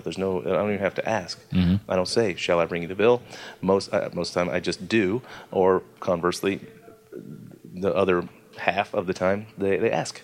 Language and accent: English; Atlanta, Georgia, United States; I was born in Atlanta